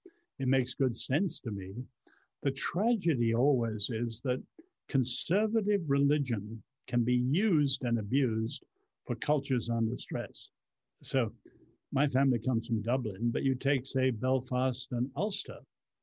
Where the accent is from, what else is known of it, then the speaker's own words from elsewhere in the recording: China; now in United States; growing up in China under the Chinese Revolution, I've always had an incredible sense of time, urgency, kairos.